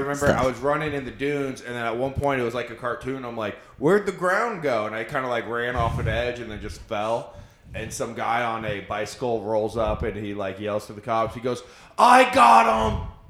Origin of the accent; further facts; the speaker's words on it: Clearwater, Florida, United States; I grew up in near Clearwater Beach.